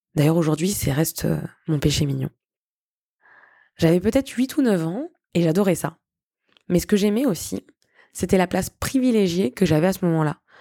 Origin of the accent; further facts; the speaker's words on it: Tours, Centre-Val de Loire, France; moved away as an adult; also born or lived in Granada, Spain / United Kingdom / Buenos Aires, Argentina / Madrid, Spain; now in Barcelona, Spain; Je suis originaire de Tours et même si j'adore mon pays, j'ai pris goût à la vie à l'étranger